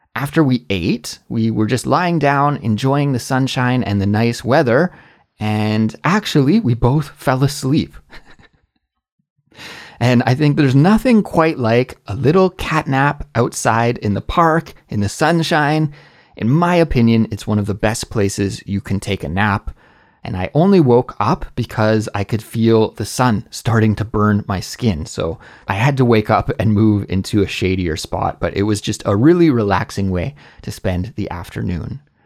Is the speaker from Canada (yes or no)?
yes; Canada; moved away as an adult; also born or lived in Korea; now in South Korea; my home country in Canada